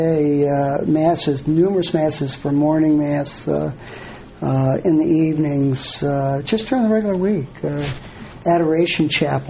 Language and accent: English; United States; as an American